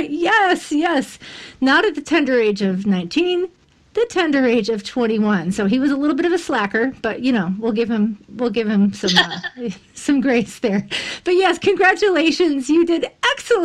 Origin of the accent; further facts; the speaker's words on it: United States; being the American that I am